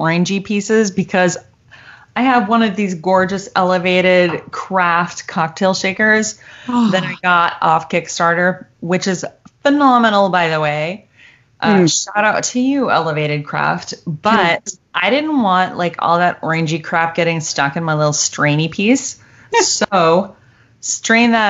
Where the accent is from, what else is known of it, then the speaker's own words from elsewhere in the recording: Michigan, United States; now in Dallas, United States; I grew up in Michigan and we had a lot of snow days